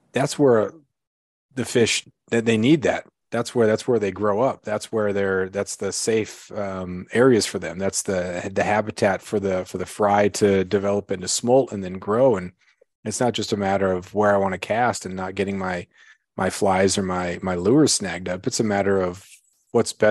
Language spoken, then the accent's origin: English; Alaska, United States; I was a little kid growing up on the Klawock River.